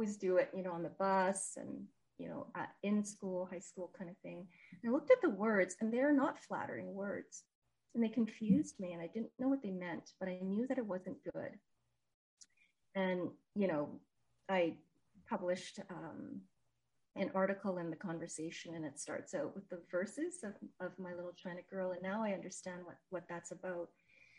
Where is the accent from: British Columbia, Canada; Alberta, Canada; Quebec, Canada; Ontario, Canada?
Quebec, Canada; Montreal; now in Edmonton, Canada; I was born in Montreal, grew up in Montreal, and now in Edmonton